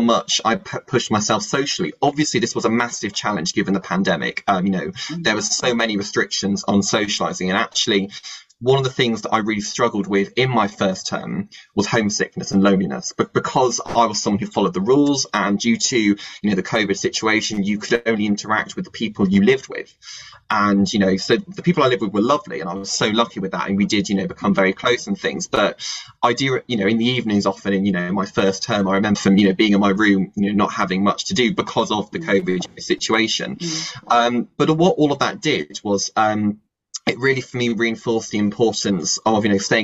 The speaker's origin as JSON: {"language": "English", "town": "Bristol", "region": "South West England", "country": "United Kingdom", "also_born_or_lived": "Cambridge", "moved": "as an adult", "lives_now": "Madrid, Spain", "said": "I come from Bristol"}